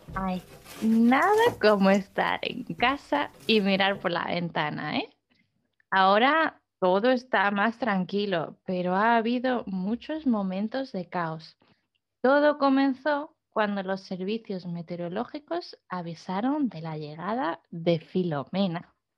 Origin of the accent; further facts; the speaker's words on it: southern Spain, Spain; now in Netherlands; como española